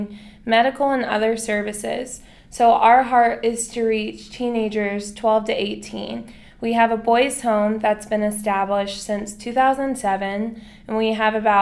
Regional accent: Atlanta, Georgia, United States; moved away as an adult; now in Manila, Philippines; I'm from Atlanta, Georgia, and I graduated from Dunwoody High School

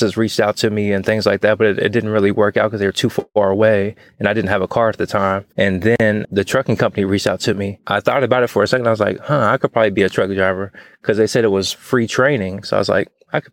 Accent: Charleston, West Virginia, United States; now in Texas, United States; Growing up in West Virginia was pretty fun

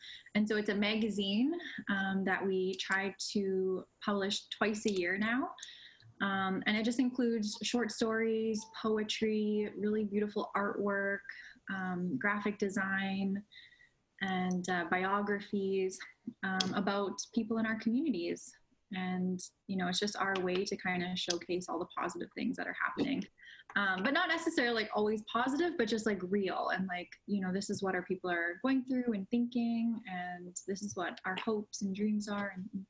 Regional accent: Winnipeg, Manitoba, Canada; growing up in Winnipeg

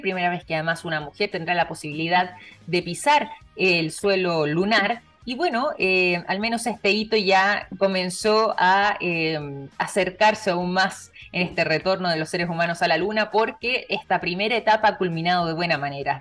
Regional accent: Chile

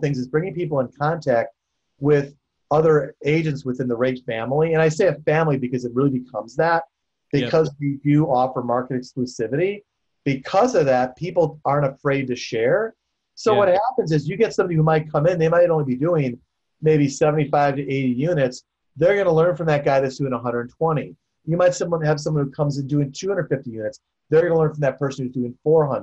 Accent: Chicago, Illinois, United States; I grew up in Chicago

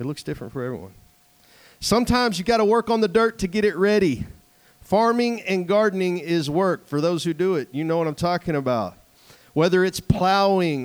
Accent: East Texas, United States; moved away; I come from East Texas where everything is mud and clay and sand to come out here where everything's granite

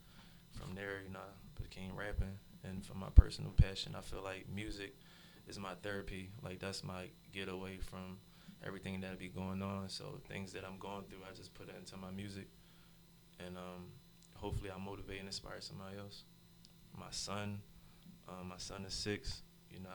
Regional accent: Philadelphia, Pennsylvania, United States; Growing up in South Philly, that's where I'm from, to be exact

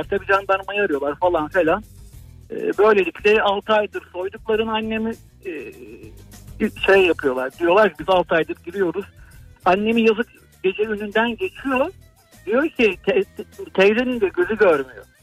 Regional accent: Balıkesir, Turkey; moved away as an adult; now in İzmit, Turkey; Ben 2004 yılından bu yana İzmit'te yaşıyorum. Balıkesirliyim kendim.

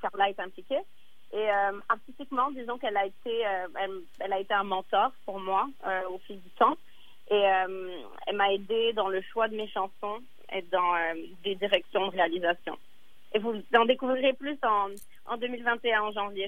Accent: Dakar, Senegal; moved away; j'ai passé mon enfance au Sénégal, à Dakar

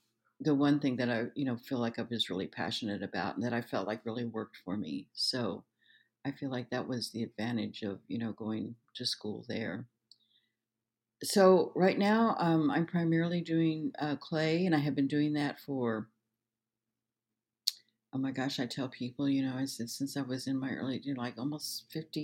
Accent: Denver, Colorado, United States; also born or lived in Osage Reservation, Oklahoma; I went to, you know, the rest of my grade school and high school there in Denver

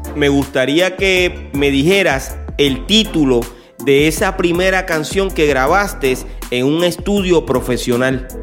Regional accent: Puerto Rico; Yo me crié a unos minutos de donde tú dices que viviste un tiempo. Yo soy de la Marina.

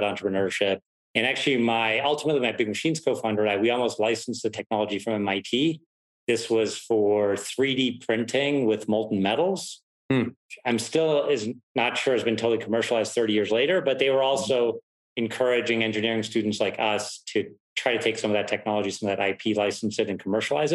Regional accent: Pittsburgh, Pennsylvania, United States; also born or lived in Germany; my dad moved us to the US when I was 9 years old, moved us to Pittsburgh, Pennsylvania

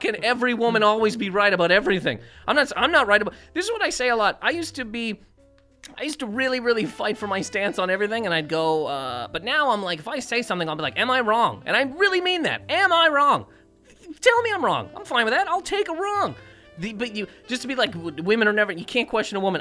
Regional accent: Nova Scotia, Canada; now in United States; where I'm from in Nova Scotia

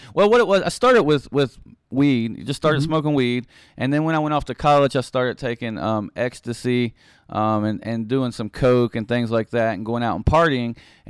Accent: Beckley, West Virginia, United States; I am originally from Beckley, West Virginia. I grew up there

